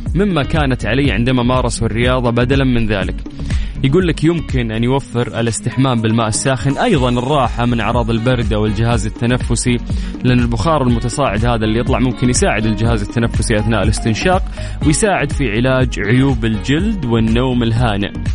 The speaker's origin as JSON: {"language": "Arabic", "town": "Jeddah", "region": "Makkah Province", "country": "Saudi Arabia", "said": "عندنا في جدة"}